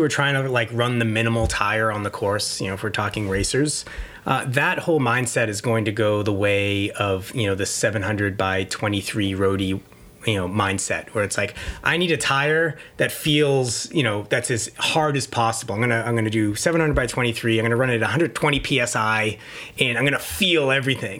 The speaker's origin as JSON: {"language": "English", "town": "Boston", "region": "Massachusetts", "country": "United States", "said": "I'm from the Boston area"}